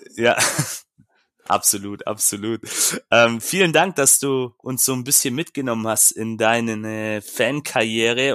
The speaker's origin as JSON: {"language": "German", "town": "Stuttgart", "region": "Baden-Württemberg", "country": "Germany", "said": "als Stuttgarter"}